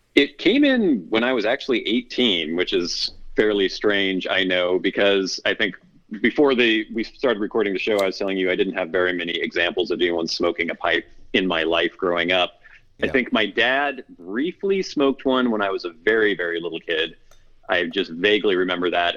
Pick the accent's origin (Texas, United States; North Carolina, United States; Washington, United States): Washington, United States; Bellingham; also born or lived in Oregon / Southern California; I'm from pretty much the Pacific Northwest. It's where I've spent most of my life. I was born in Oregon, but my family's all from around the Bellingham, Washington area, and that's mostly where I've lived